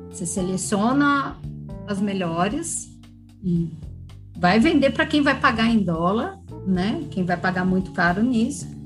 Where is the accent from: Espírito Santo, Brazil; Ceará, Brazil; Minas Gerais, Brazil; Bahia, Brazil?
Minas Gerais, Brazil; Poços de Caldas; Mas eu também vim de Poços de Caldas, que é uma região de produção de café, então tem essa cultura bem, bem forte.